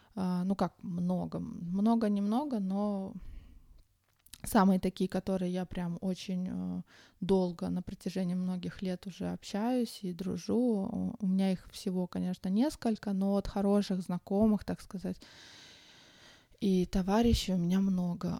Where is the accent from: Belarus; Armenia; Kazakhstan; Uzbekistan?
Uzbekistan; Tashkent; moved away as an adult; now in Sweden; я родом из Ташкента. В Швеции я живу уже около 21 года